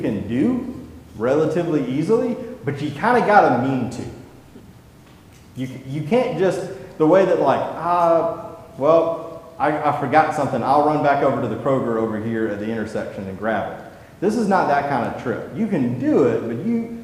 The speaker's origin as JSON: {"language": "English", "region": "the American South", "country": "United States", "said": "as a Southerner"}